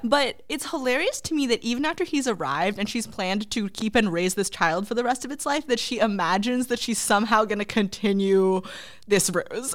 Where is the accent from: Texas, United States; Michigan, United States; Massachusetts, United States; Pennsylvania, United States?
Massachusetts, United States; Boston; we are from Boston